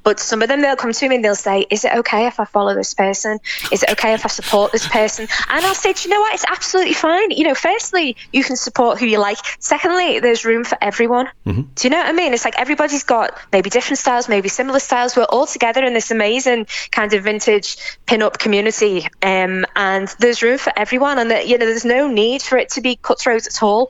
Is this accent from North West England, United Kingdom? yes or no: yes; Liverpool, North West England, United Kingdom; accent: English; moved away as an adult; now in Jaén, Spain; I am English, obviously, by my accent. I was born in Liverpool in the UK, but I actually spend my time between Spain and the UK.